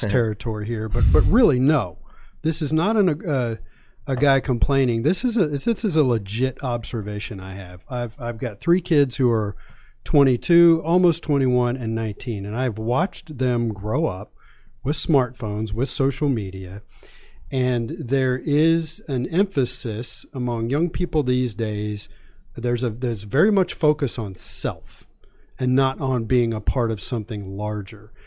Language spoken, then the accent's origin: English; Virginia, United States; I grew up in Virginia.